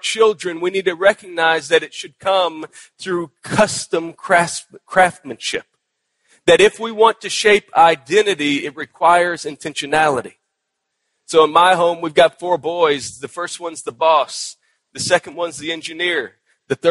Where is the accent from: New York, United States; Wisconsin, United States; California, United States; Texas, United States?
Texas, United States; moved away; my home state of Texas